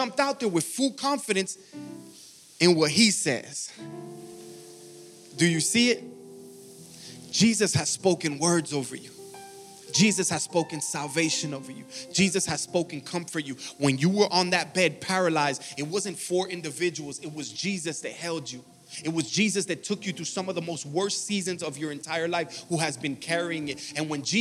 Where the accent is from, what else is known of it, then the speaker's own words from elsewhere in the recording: Miami, Florida, United States; I'm from Miami, Florida